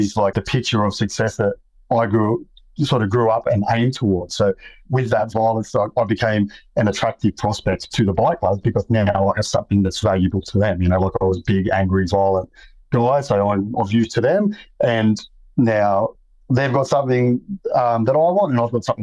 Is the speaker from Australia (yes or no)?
yes; Sydney, New South Wales, Australia; I grew up in Western Sydney.